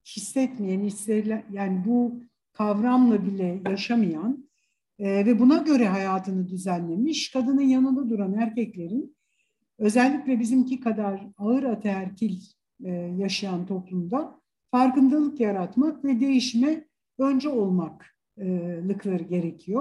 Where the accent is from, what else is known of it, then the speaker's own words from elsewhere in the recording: Istanbul, Turkey; İstanbul doğumluyum